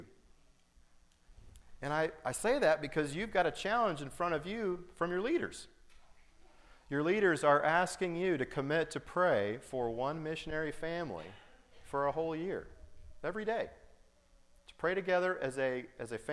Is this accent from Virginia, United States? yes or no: no; Colorado, United States; also born or lived in Altus, Oklahoma; I was born in Colorado on my parents' first mission, and I was raised later, middle school and high school, in Colorado